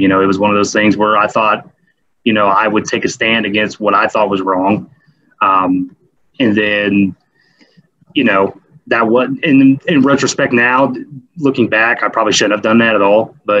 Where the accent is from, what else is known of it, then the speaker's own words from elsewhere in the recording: Indianapolis, Indiana, United States; So I'm 36. I am from Indianapolis, Indiana. So born and raised in Indy.